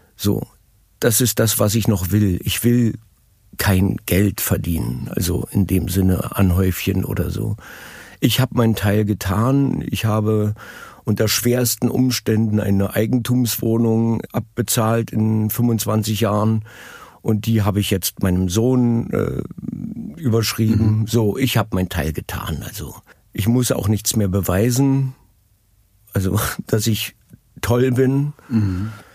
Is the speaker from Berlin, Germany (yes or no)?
yes; Berlin, Germany; born or raised there; also born or lived in Madrid, Spain / Munich, Germany